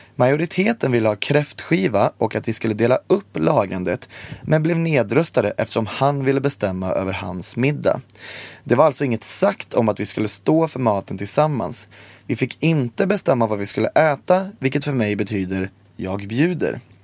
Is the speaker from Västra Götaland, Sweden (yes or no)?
yes; Borås, Västra Götaland, Sweden; Jag är också från Borås